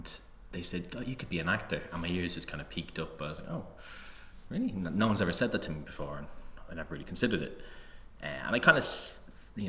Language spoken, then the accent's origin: English; Tallaght, Leinster, Ireland; I grew up in Tallaght